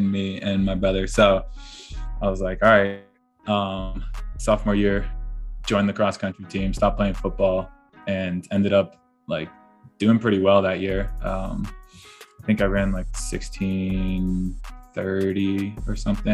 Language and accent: English; Maine, United States; moved away as an adult; Growing up in Maine